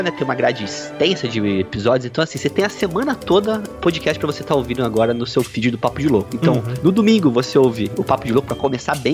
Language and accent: Portuguese; Paty do Alferes, Rio de Janeiro, Brazil; Minha cidade natal, Patido Alferes, região sul do estado do Rio de Janeiro, lá é o caminho do café na época colonial